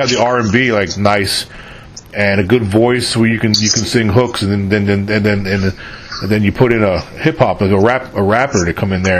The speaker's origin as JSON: {"language": "English", "region": "New York", "country": "United States", "also_born_or_lived": "California / Texas / Virginia", "moved": "as an adult", "said": "I'm from New York, originally."}